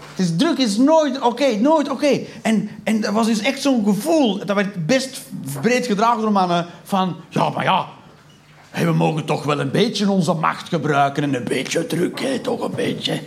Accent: Flanders, Belgium

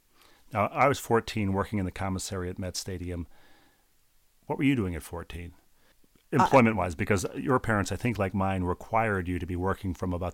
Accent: Bloomington, Minnesota, United States; Well, I'm a lifelong Minnesotan. I grew up in Bloomington, Minnesota. I worked at Vikings games as a kid.

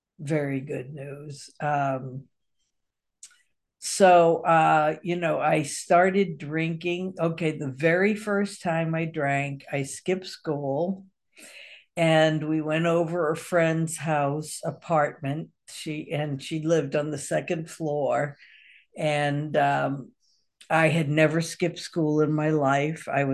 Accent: Massachusetts, United States; now in Kentucky, United States; I grew up on the East Coast in Massachusetts.

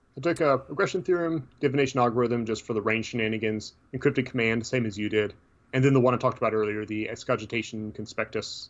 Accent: Tennessee, United States; I'm from Tennessee, so be surprised I can speak English at all

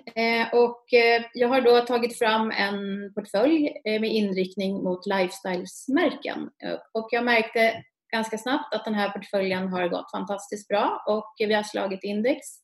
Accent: Uppsala, Uppsala County, Sweden; jag är från Uppsala

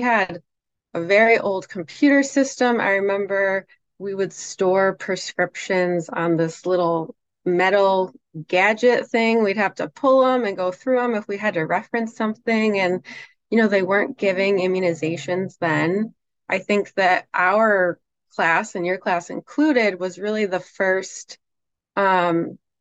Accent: near Syracuse, upstate New York, United States; I grew up in New York, upstate New York. So near Syracuse

